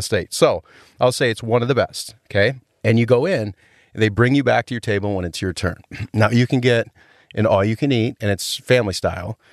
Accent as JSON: {"language": "English", "town": "Rhinelander", "region": "Wisconsin", "country": "United States", "tie": "born or raised there", "said": "my hometown of Rhinelander"}